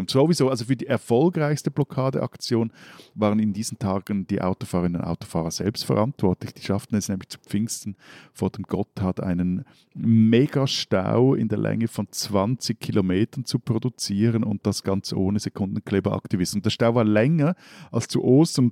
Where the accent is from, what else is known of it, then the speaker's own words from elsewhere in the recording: Switzerland; meine Landsleute